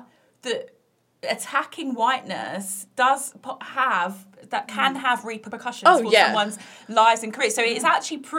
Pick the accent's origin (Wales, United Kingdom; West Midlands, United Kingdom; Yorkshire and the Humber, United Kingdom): West Midlands, United Kingdom; Bromsgrove; I grew up in Bromsgrove